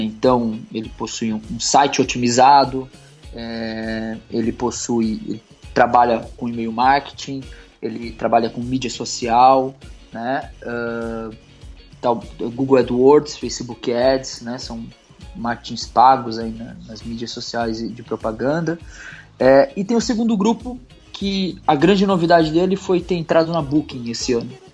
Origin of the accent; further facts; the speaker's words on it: Bombinhas, Santa Catarina, Brazil; also born or lived in Guarujá, São Paulo / Itajaí; Desde que eu saí do Guarujá, lá no litoral de São Paulo, que eu vim morar aqui em Santa Catarina com meus pais, no litoral aqui em Bombinhas